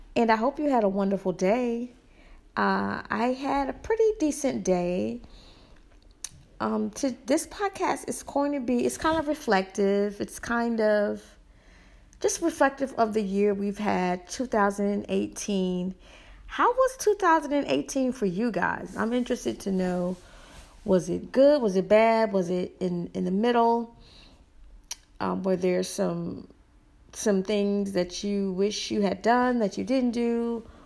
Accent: the South, United States; I'm from the South, and I talk how I talk

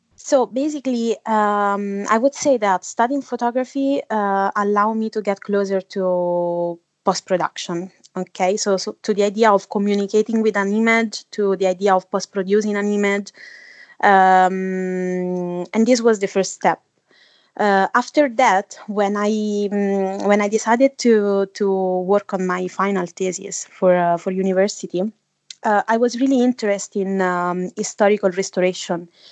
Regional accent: Italy; moved away as an adult; also born or lived in Budapest / Amsterdam; now in London, United Kingdom; I come from Italy. Uh, at the moment I'm living in London

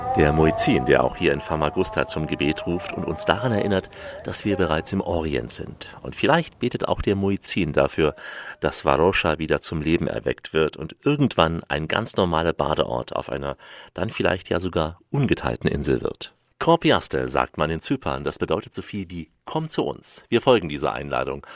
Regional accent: East German citizen, East Germany, Germany; Ich bin auch Deutscher, aber ein paar Tage noch älter, DDR-Bürger

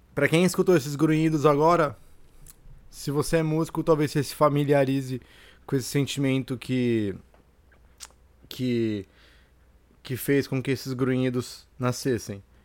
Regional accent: Santos, São Paulo, Brazil; moved away as an adult; E eu cresci em Santos, eu nasci em Santos

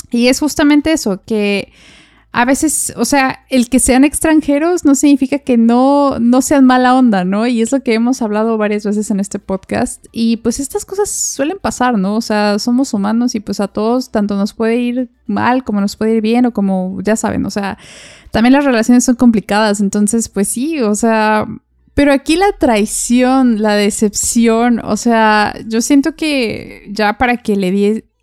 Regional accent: Mexico; Entonces tomamos la decisión de venir a vivir a México de donde yo soy.

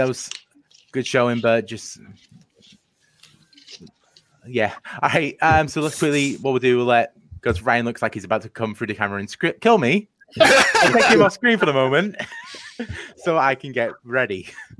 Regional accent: England, United Kingdom; I'm English. I don't know U.S. geography well.

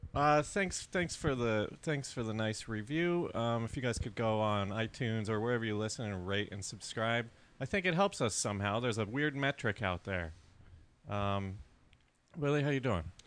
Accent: Colorado, United States; growing up in Colorado

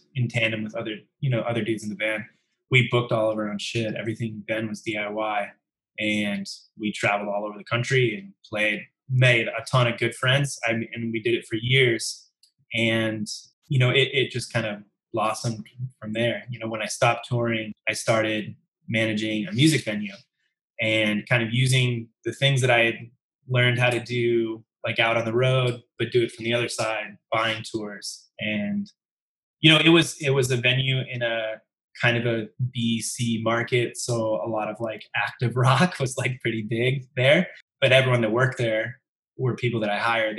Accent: Cedar Falls, Iowa, United States; I grew up in Iowa, in a town called Cedar Falls

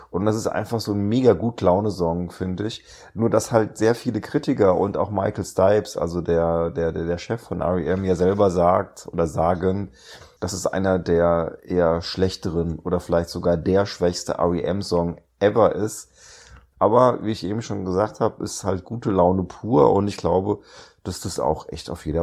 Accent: Grimmen, Mecklenburg-Vorpommern, Germany; Ich komme aus Grimmen, sagt ihr das was?

